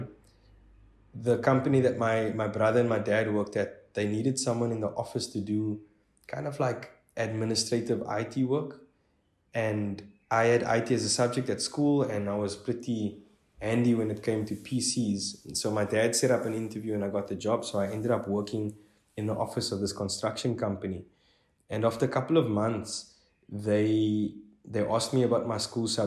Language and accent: English; Strand, Western Cape, South Africa; I'm from Strand, which is about 45 Ks outside of Cape Town CBD